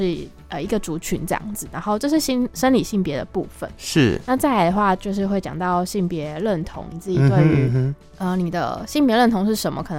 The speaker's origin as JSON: {"language": "Chinese", "town": "Kaohsiung", "country": "Taiwan", "moved": "yes", "lives_now": "Taipei, Taiwan", "said": "然后我是高雄人，我来自高雄。"}